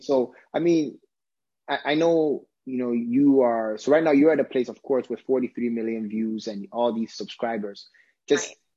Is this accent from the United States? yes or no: no; Ghana; I'm Ghanaian, I'm you know African